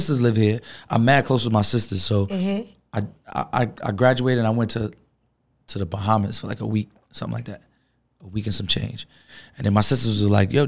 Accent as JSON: {"language": "English", "town": "New York City", "region": "New York", "country": "United States", "moved": "as an adult", "lives_now": "Atlanta, United States", "said": "I'm from Brooklyn, New York"}